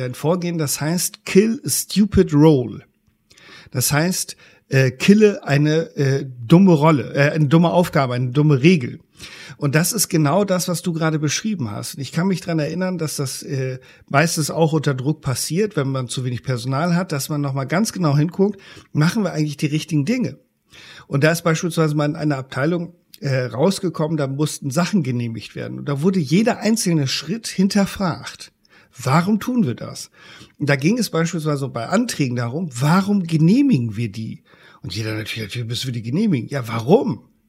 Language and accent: German; Germany; bei uns in Deutschland